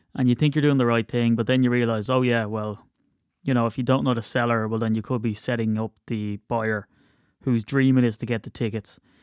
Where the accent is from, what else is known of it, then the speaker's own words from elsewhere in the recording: Ireland; I'm Irish